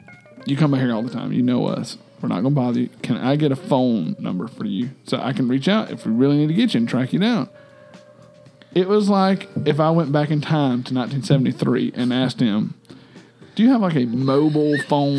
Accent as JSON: {"language": "English", "town": "Macon", "region": "Georgia", "country": "United States", "tie": "born or raised there", "said": "Oh, yeah, I know Macon. I grew up in Macon."}